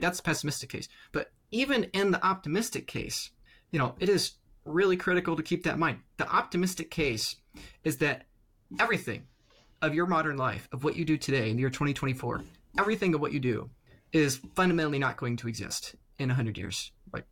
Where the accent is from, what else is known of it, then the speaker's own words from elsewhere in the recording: United States; I'm in the United States here, I'm an American